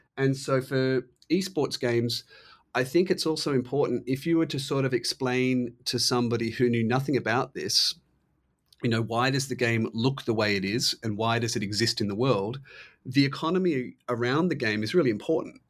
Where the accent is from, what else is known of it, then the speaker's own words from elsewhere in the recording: Australia; I'm Australian